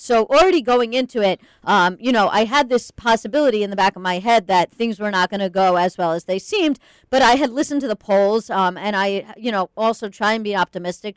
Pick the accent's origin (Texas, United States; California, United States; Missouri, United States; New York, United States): New York, United States; Long Island; moved away as an adult; I am from Long Island